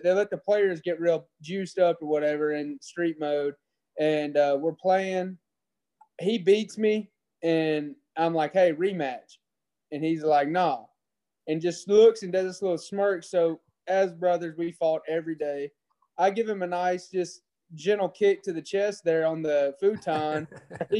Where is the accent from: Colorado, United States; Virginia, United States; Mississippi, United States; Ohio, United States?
Mississippi, United States; Ingomar; I'm from Ingomar, Mississippi, which is about 15 minutes from New Albany, Mississippi.